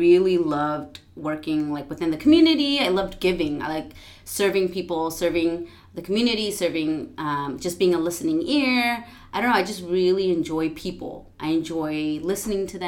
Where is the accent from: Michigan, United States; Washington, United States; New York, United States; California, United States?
California, United States; San Diego; also born or lived in San Antonio, Texas; I am mostly originally from San Diego. My younger years, I lived in Northern Cal